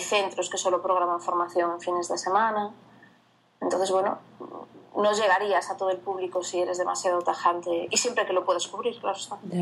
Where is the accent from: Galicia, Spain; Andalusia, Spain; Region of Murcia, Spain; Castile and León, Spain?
Galicia, Spain; Viana do Bolo; yo soy de una zona, yo provengo de una zona rural del, del Oriente Urensano, que se llama Diana de Bolo